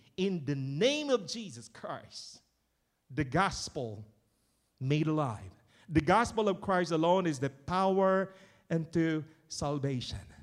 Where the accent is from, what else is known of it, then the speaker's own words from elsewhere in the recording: Philippines; moved away; in my province, where I came from, where I was born, raised, and educated. The Philippines.